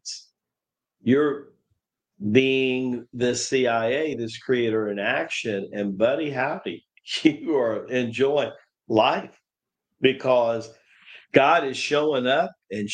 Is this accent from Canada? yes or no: no; Tennessee, United States; growing up in Tennessee